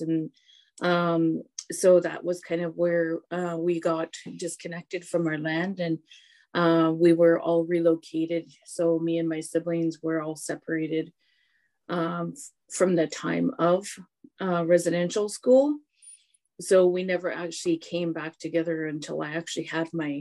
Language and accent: English; Hesquiaht, British Columbia, Canada; now in Port Alberni, Canada; Histakshith Heshkwiat, which means I come from Heshkwit. Heshkwit Aksups means I'm a Heshkwit woman